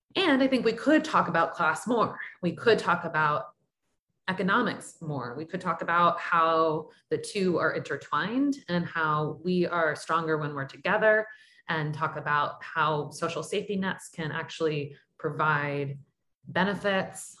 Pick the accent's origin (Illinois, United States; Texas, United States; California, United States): Texas, United States; Sugar Land; I grew up Irish Catholic in Sugarland outside of outside of Houston